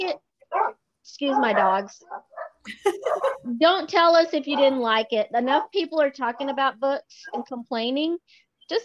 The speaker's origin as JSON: {"language": "English", "region": "Texas", "country": "United States", "said": "I'm from Texas"}